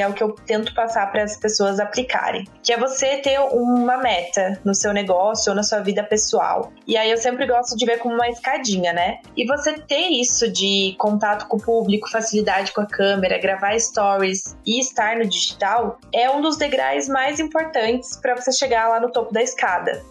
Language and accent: Portuguese; Pato Branco, Paraná, Brazil; eu sou do interior do Paraná, de uma cidade chamada Pato Branco